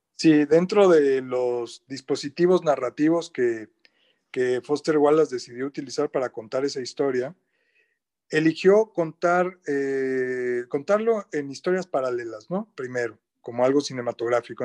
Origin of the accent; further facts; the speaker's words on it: Mexico City, Mexico; yo soy chilango, como bien dijiste, o sea, de la Ciudad de México